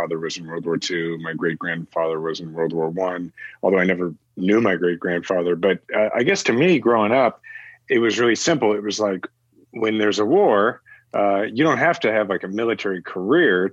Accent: Kansas City, United States; I'm from Kansas City

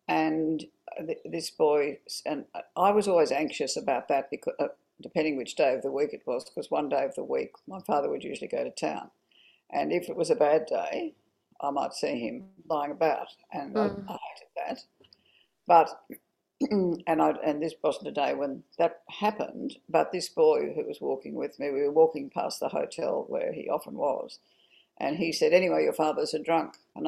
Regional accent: Orange, New South Wales, Australia; born there; Well, I was born in Orange, and my father in 1941, and my father was away at the war.

